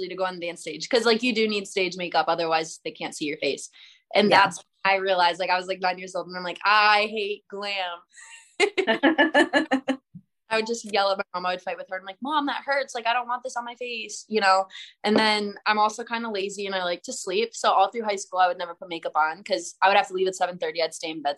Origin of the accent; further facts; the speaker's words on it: Michigan, United States; moved away; I grew up in Michigan